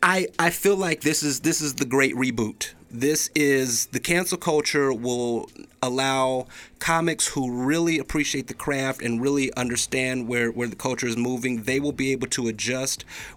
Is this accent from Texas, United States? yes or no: no; Chicago, Illinois, United States; moved away; also born or lived in Boise, Idaho; I'm from Chicago originally, but I actually started my comedy career in Boise back during the old Funny Bone days.